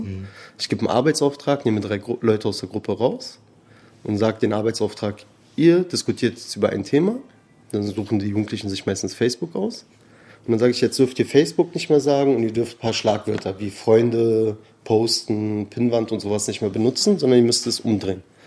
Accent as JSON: {"language": "German", "region": "Berlin", "country": "Germany", "tie": "born or raised there", "also_born_or_lived": "Tehran, Iran / Spandau / Charlottenburg", "said": "Eigentlich Berliner Perser, also ich bin hier groß geworden, in Teheran geboren."}